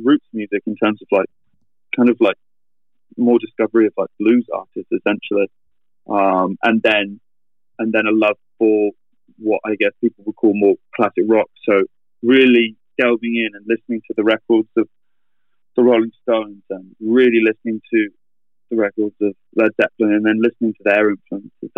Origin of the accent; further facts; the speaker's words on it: Reading, South East England, United Kingdom; my hometown, you know, 60 miles away